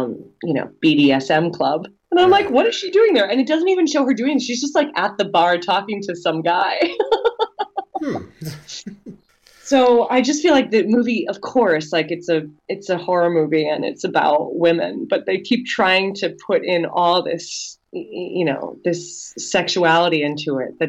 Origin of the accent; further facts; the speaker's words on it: New York, United States; And as a New Yorker, you know, it's exciting to see movies that take place in New York